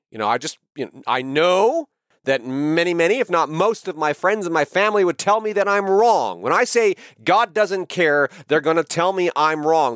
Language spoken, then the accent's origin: English; United States; I am an American patriot